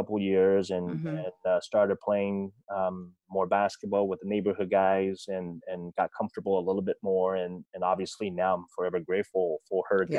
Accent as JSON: {"language": "English", "town": "Federal Way", "region": "Washington", "country": "United States", "tie": "born or raised there", "said": "I grew up down in Federal Way. Mm-hmm. You know, back then it was a small town. Now it's a city."}